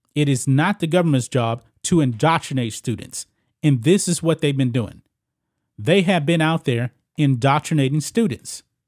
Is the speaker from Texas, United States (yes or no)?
yes; Texas, United States; I grew up here in Texas.